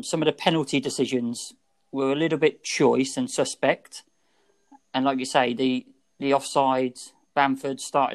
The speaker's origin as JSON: {"language": "English", "region": "England", "country": "United Kingdom", "said": "as an Englishman"}